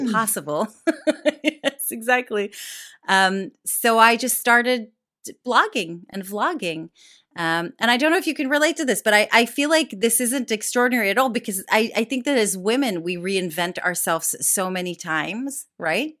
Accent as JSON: {"language": "English", "town": "Jerusalem", "region": "Jerusalem District", "country": "Israel", "tie": "born or raised there", "also_born_or_lived": "Tel Aviv", "moved": "as an adult", "lives_now": "United Kingdom", "said": "I grew up in Jerusalem"}